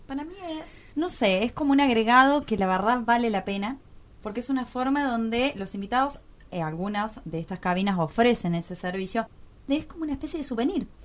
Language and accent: Spanish; Córdoba, Argentina; moved away; como yo soy cordobesa